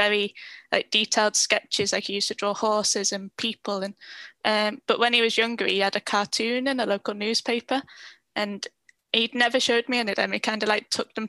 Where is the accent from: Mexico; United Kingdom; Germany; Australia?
United Kingdom; Warrington, North West England; moved away as an adult; also born or lived in Liverpool; now in North Wales, United Kingdom; I'm from Warrington originally, so like in between Manchester, Liverpool.